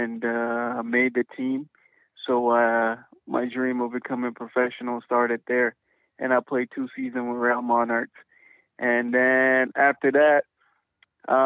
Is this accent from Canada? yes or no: no; Guinea-Bissau; also born or lived in United States; now in Tulsa, United States; I was born in West Africa, Guinea-Bissau